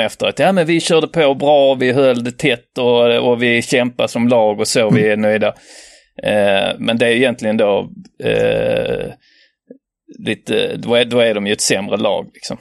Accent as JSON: {"language": "Swedish", "country": "Norway", "said": "jag är norsk"}